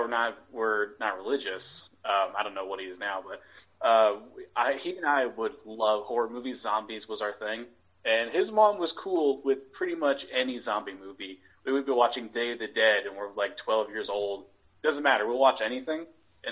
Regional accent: Portland, Oregon, United States; I grew up in very liberal Portland, Oregon

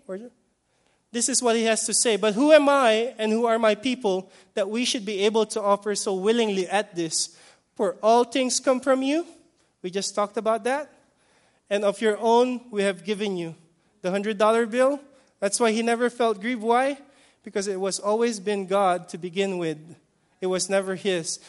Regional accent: Philippines; I'm, I'm Filipino

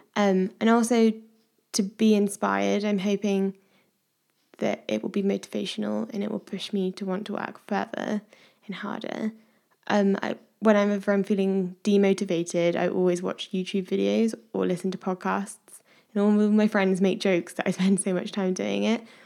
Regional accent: Midlands, United Kingdom; now in Devon, United Kingdom; I am currently living in Devon, but I'm originally from the Midlands.

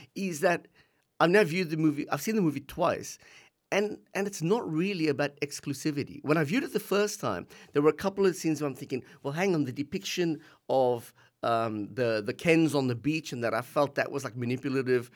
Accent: South Africa; now in Australia; we grew up in South Africa, um, just bef-, a few years before the end of apartheid, we left South Africa, came to Australia

